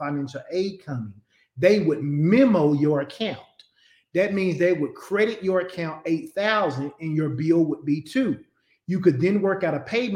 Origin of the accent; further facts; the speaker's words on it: Conway, Arkansas, United States; I grew up in Conway. I went to UCA at first and I didn't live on campus